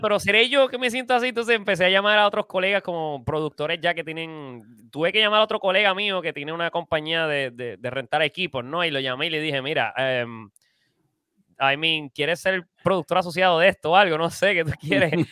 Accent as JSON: {"language": "Spanish", "country": "Puerto Rico", "said": "somos boricuas"}